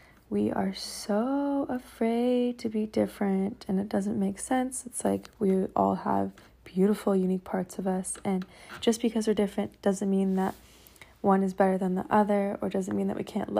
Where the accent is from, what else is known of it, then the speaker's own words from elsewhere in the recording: Seattle, Washington, United States; moved away; I'm here in Seattle, back in my hometown